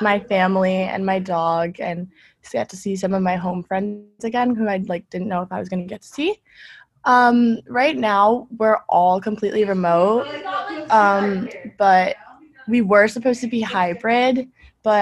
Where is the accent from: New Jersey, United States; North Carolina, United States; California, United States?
New Jersey, United States; I'm from New Jersey